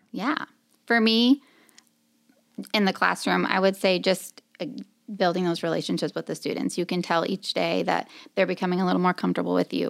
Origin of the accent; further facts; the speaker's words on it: Marshalltown, Iowa, United States; I'm from Marshalltown, Iowa